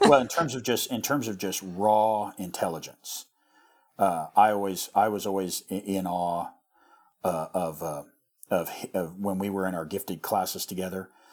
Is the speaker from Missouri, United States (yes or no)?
yes; rural Missouri, United States; our, our area where we grew up in Missouri